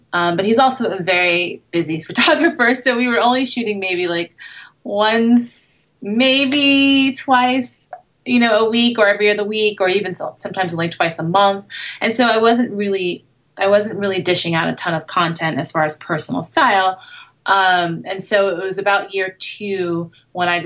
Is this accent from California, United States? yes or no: no; New York City, New York, United States; moved away as an adult; also born or lived in Brooklyn / Manhattan; now in Los Angeles, United States; I was born and raised in New York, and I now live in Los Angeles